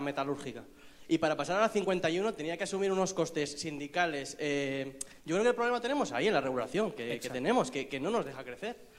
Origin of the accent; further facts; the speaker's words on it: Basque Country, Spain; somos vascos